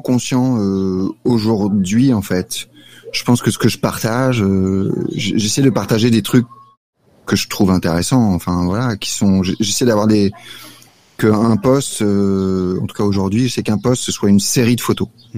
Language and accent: French; Paris, Île-de-France, France; moved away as an adult; now in Salvador, Brazil; je suis attaché à Paris